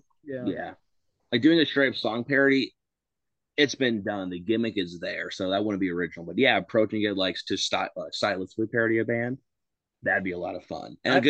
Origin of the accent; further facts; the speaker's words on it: Indiana, United States; also born or lived in Chicago; So for context, we are from Indiana, but Chicago, like when I say we're doing a hometown show, that's Chicago.